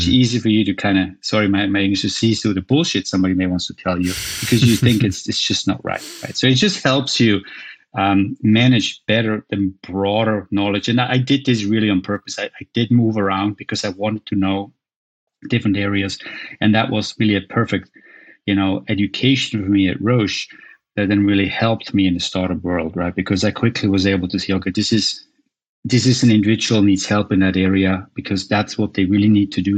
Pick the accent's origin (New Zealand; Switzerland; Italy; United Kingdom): Switzerland; moved away as an adult; also born or lived in United States; where I grew up in Switzerland